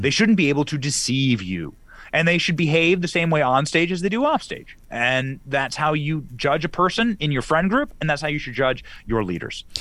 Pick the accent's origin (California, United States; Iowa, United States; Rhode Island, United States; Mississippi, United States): Iowa, United States; I grew up in Iowa